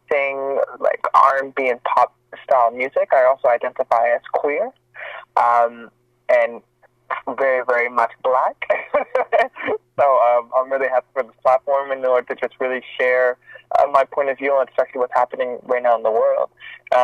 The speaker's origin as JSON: {"language": "English", "town": "Montreal", "region": "Quebec", "country": "Canada", "tie": "born or raised there", "moved": "as an adult", "lives_now": "Toronto, Canada", "said": "I'm born and raised in Montreal, Quebec"}